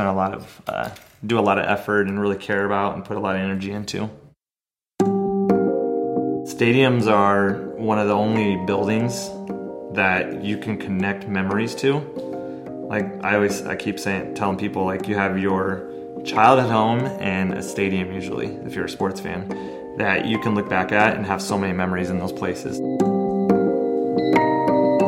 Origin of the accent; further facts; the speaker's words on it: Omaha, Nebraska, United States; I grew up down the street from Rosenblatt and then just being in Omaha